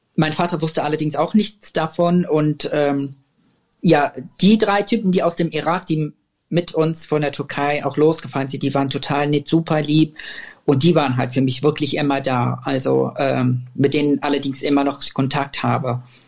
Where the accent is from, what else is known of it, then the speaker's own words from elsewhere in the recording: Syria; German is a second language; now in Germany; wir sind aus Syrien, wir sind gerade angekommen